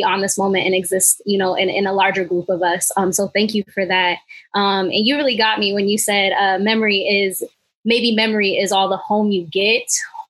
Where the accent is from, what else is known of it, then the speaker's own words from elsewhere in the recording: West Coast, United States; have disclosed to people that I'm Dominican and they're like, what part of New York are you from? And I'm like, tight. I'm from the West.